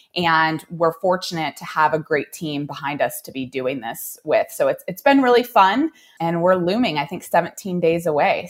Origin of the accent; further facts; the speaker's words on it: Oregon, United States; now in Reno, United States; I'm from Oregon